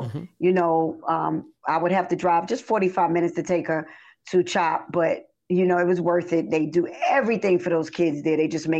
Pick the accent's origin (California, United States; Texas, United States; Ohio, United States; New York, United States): New York, United States; also born or lived in Princeton, New Jersey; now in Georgia, United States; I came from New York first. I left New York and went to Princeton, New Jersey, and stayed in Princeton for 2 years. And then I came to Georgia.